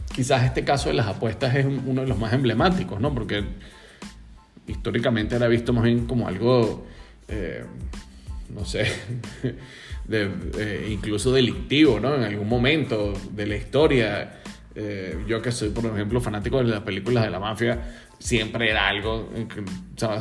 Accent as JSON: {"language": "Spanish", "area": "Margarita Island", "region": "Nueva Esparta", "country": "Venezuela", "said": "mi familia es de la isla Margarita, yo también soy margariteño"}